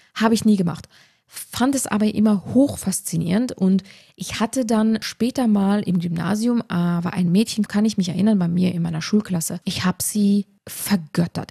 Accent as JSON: {"language": "German", "country": "Luxembourg", "moved": "yes", "lives_now": "Tyrol, Austria", "said": "ich war eine der ersten Trainerinnen in Tirol tatsächlich, als Luxemburgerin"}